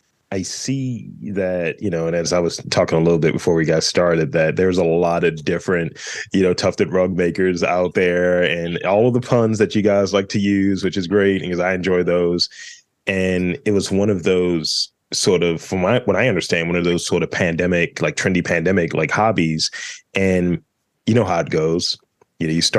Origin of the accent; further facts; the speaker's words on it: Baltimore, Maryland, United States; that's what we say up here in Baltimore